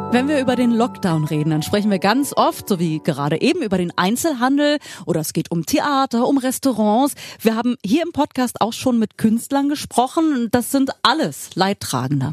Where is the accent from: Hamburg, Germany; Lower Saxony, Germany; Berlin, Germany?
Berlin, Germany; wir so als Berliner, die mit Zoo und Aquarium aufgewachsen sind